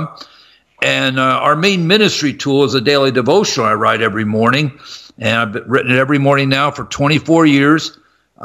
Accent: Columbus, Ohio, United States; I'm from Columbus, Ohio, and I was going to Ohio State to get a broadcasting degree

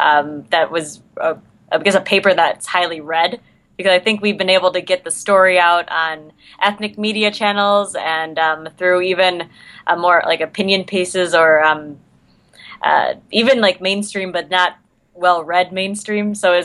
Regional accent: Minnesota, United States; accent: Minnesota; My Minnesota accent doesn't come out a little bit throughout this then.

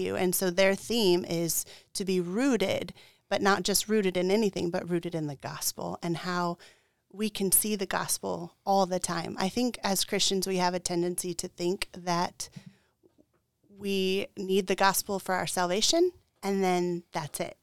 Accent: Tucson, Arizona, United States; moved away; I grew up in Tucson, Arizona

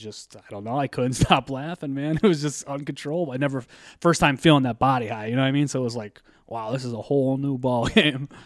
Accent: Scranton, Pennsylvania, United States; I grew up in Scranton

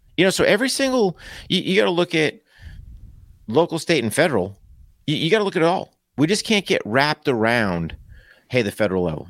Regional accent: United States; as an American

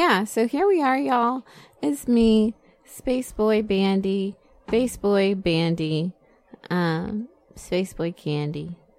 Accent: United States; my dad's Jamaican and I didn't grow up with him. You know, I don't know shit. Like, I'm American as fuck.

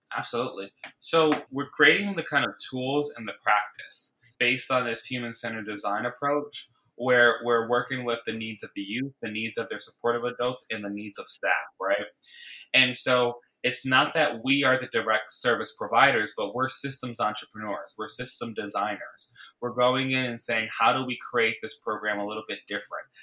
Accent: Bridgeport, Connecticut, United States; now in New York City, United States; I grew up in Bridgeport, Connecticut, which is about 60 miles outside of New York City, where I live now

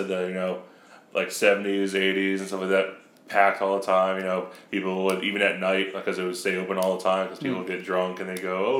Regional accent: New York, United States; in my hometown in New York

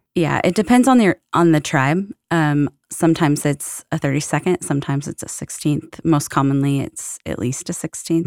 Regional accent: Florence, Oregon, United States; also born or lived in Seattle, Washington; I was born in Seattle, uh, moved when I was pretty young to a small coastal town in Oregon called Florence.

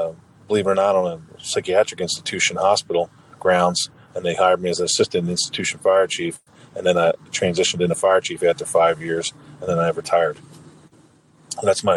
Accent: Lower Township, New Jersey, United States; also born or lived in Morristown, New Jersey; I grew up in Lower Township, Cape May County. It's right outside the city of Cape May

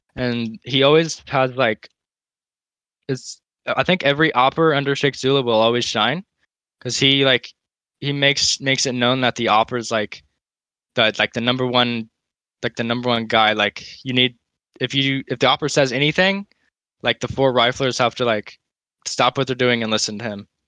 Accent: United States; As an American

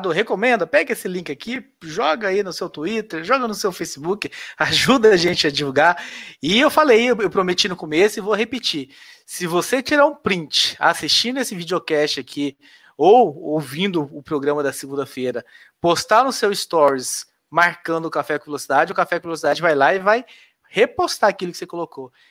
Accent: Goiás, Brazil; moved away; Eu tive que me adaptar, que eu sou goiano, quando eu vim para cá eu falava é também, mas depois de tanto tempo aqui eu já falo e.

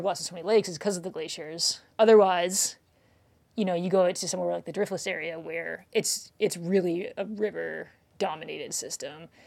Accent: Canada; now in Wisconsin, United States; I'm from Canada

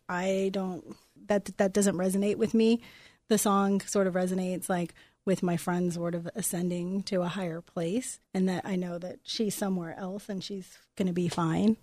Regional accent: Los Angeles, California, United States; also born or lived in Venice, California; growing up on the East Side

